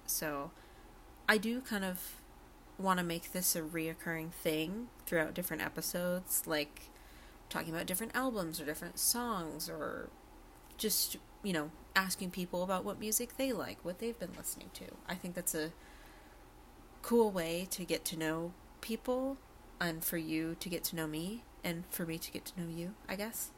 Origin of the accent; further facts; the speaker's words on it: Berkshire County, Western Massachusetts, United States; I'm from Western Mass, Berkshire County area